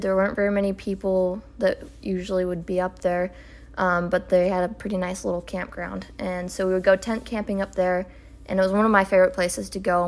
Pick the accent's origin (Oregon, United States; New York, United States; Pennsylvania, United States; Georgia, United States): Oregon, United States; we're from Oregon